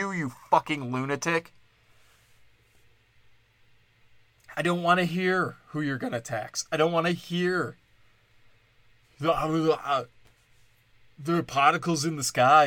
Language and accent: English; Wisconsin, United States; I'm from Wisconsin